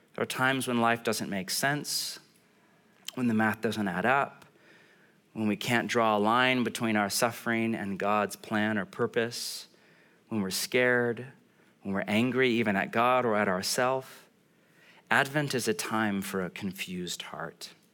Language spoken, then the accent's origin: English; California, United States; I'm from California.